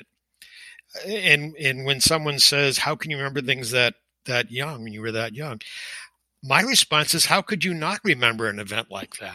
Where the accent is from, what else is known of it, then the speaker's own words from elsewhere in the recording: Manchester, New Hampshire, United States; also born or lived in Melrose, Massachusetts; I was born in Melrose, Massachusetts, and lived there with my family, my extended family, on my father's side until just about the age of three, at which point we moved to Manchester, New Hampshire.